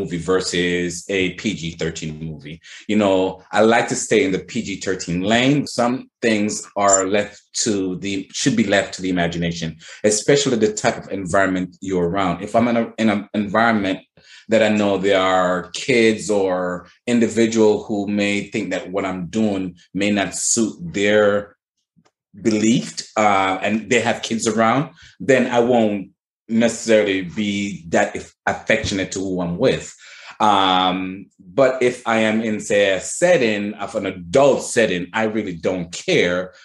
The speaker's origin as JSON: {"language": "English", "country": "Jamaica", "tie": "born or raised there", "moved": "yes", "said": "born and raised in Jamaica"}